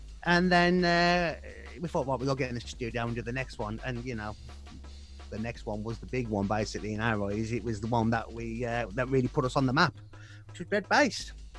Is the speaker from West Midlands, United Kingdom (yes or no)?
yes; West Midlands, United Kingdom; accent: Black Country; My black country accent.